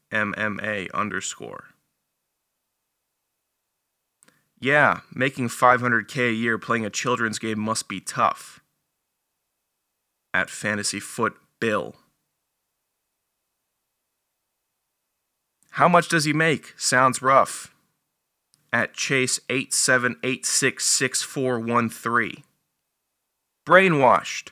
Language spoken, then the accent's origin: English; Northern Virginia, United States; I'm from Northern Virginia